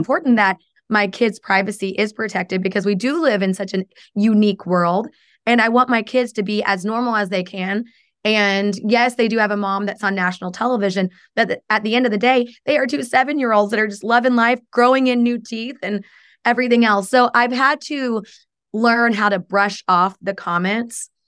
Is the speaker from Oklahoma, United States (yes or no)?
yes; Oklahoma, United States; now in Chicago, United States; I came from Oklahoma, so it's very different than how I was raised